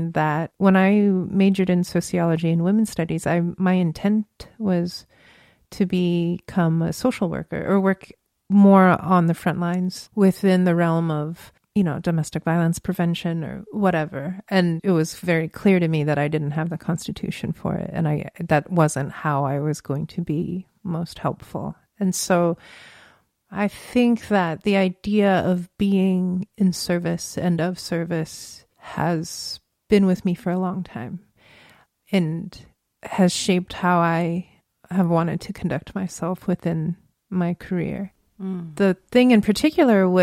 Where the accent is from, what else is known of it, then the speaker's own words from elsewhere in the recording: Virginia, United States; moved away as an adult; now in San Francisco, United States; I grew up in Virginia